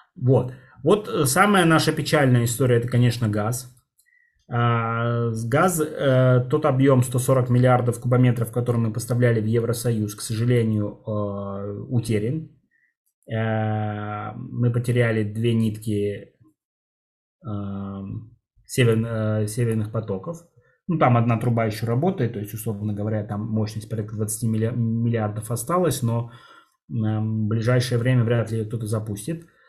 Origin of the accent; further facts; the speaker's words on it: Russia; Российской Советской Федеративной Республики, а, откуда я родом